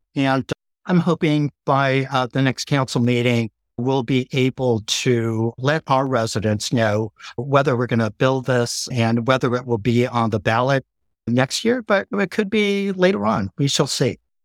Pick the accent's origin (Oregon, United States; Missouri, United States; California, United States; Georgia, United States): California, United States; El Cerrito; also born or lived in Berkeley, California / Noe Valley, San Francisco / Long Beach, California; I grew up in El Cerrito. I was born in Berkeley, so attended public schools here.